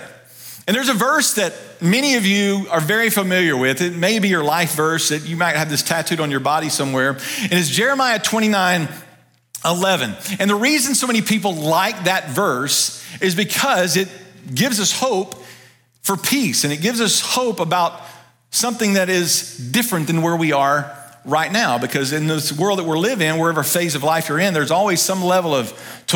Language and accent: English; Ruston, Louisiana, United States; also born or lived in Dallas, Texas; now in Kannapolis area, North Carolina, United States; I grew up in North Louisiana, and I love going home to Louisiana, going back to Ruston, where I grew up